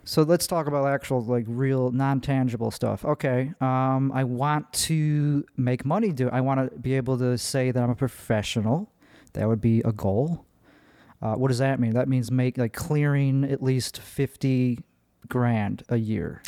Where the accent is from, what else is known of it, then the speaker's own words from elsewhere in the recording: Chicago, Illinois, United States; accent: Midwest; now in Austin, United States; I am from Chicago